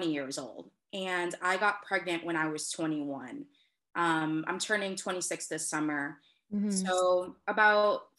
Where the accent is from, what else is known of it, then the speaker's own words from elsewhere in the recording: Lowell, Massachusetts, United States; I was born and raised in Lowell, Massachusetts